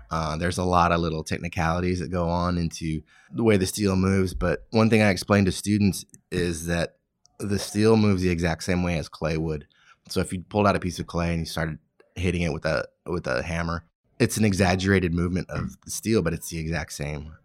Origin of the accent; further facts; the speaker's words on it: California, United States; I grew up in California